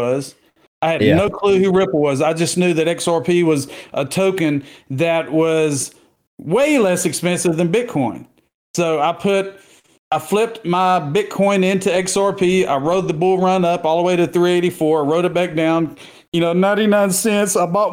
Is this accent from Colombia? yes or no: no; Southeast Texas, United States; I've been living, born and raised in Southeast Texas near the Beaumont, Port Arthur, Golden Triangle area. I haven't left